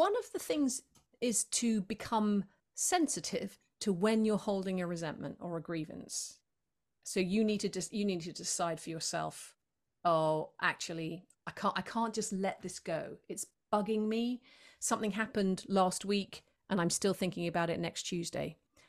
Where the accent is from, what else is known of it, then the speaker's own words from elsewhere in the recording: United Kingdom; you know, I'm a Brit, so obviously we resent the weather.